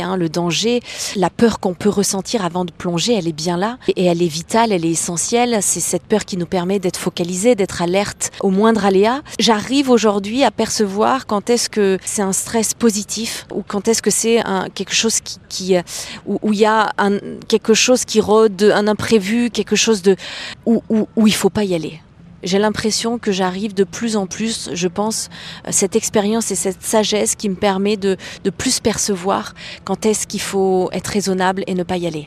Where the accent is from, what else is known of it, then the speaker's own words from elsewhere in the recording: Clermont-Ferrand, Auvergne-Rhône-Alpes, France; je suis née à Clermont-Ferrand